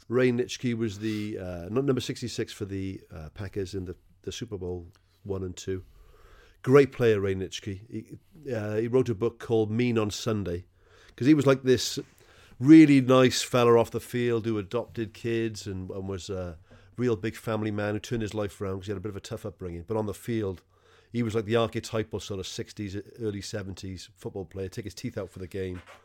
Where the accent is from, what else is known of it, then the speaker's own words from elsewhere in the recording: Wales, United Kingdom; Being a Welshman, I don't know if I've mentioned this before, but I, but I'm from, I'm from Wales